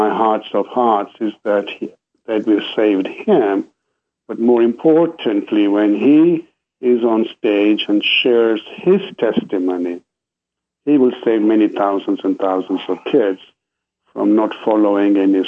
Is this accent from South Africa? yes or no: no; Kenya; moved away; also born or lived in England; I grew up in Kenya.